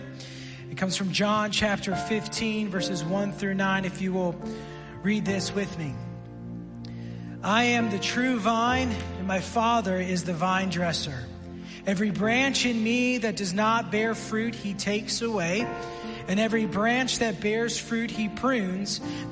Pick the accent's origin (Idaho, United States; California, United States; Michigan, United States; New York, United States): New York, United States; Buffalo; also born or lived in Washington, D.C.; now in Lebanon, Tennessee, United States; I grew up in Buffalo.